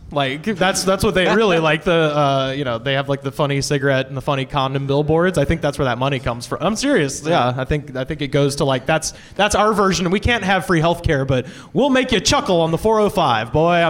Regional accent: Alabama, United States; I grew up in Alabama.

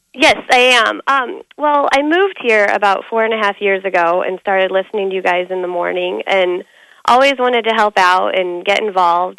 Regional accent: Denver, Colorado, United States; moved away as an adult; also born or lived in Kansas City, Missouri; now in Omaha, United States; Yeah, I grew up in Denver, and then I lived in Kansas City.

